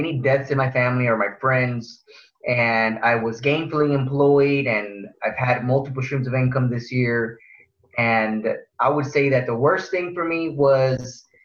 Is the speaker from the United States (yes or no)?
yes; Houston, Texas, United States; also born or lived in Pharr, Texas; I grew up in Far Texas, which is near McAllen. And at the age of five, my family came to the big city in Houston for a better life